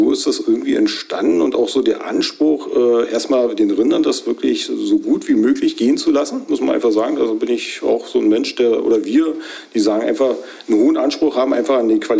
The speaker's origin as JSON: {"language": "German", "town": "Grube", "region": "Brandenburg", "country": "Germany", "tie": "born or raised there", "also_born_or_lived": "Belzig", "said": "Ja, also gebürtig in Belzig. {S0} Ja. {S1} Und aufgewachsen in Grube und eigentlich auch nicht über die Zeit weiter hinausgekommen."}